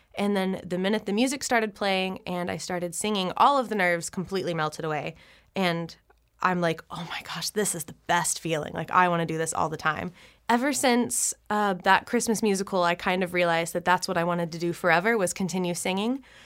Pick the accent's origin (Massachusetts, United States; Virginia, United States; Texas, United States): Texas, United States; Flower Mound; moved away as an adult; now in Nashville, United States; I was born and raised in Flower Mound, Texas